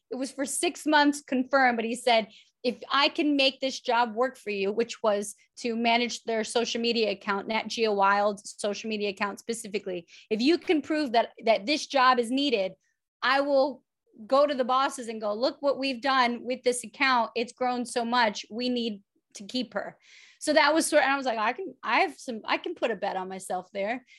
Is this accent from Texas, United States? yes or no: no; New York City, New York, United States; moved away as an adult; also born or lived in London / Los Angeles; I'm from The Bronx. I went to public school in The Bronx